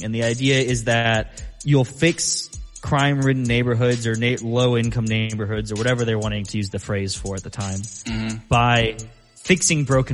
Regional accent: Austin, Texas, United States; I grew up in Texas, in Austin.

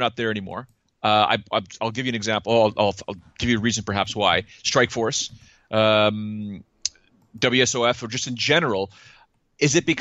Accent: Toronto, Ontario, Canada; I'm born and raised in Toronto.

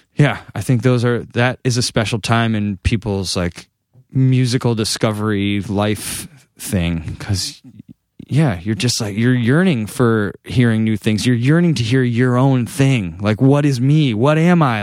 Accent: Massachusetts, United States; moved away as an adult; now in Los Angeles, United States; just being back in Massachusetts, it feels like where I was made

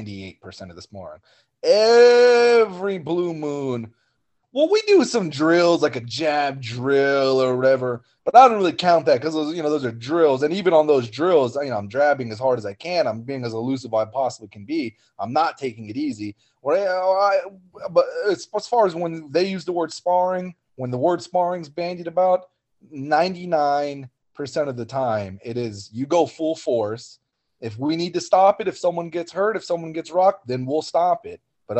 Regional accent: Oklahoma, United States; But where I came from Oklahoma, when I was an amateur, there was a lot more of those people.

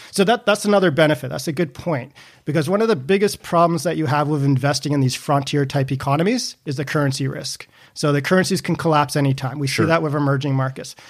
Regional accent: Canada; I'm Canadian

